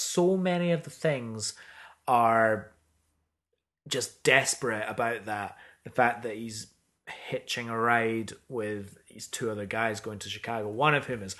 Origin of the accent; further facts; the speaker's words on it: Scotland, United Kingdom; I'm Scottish as well.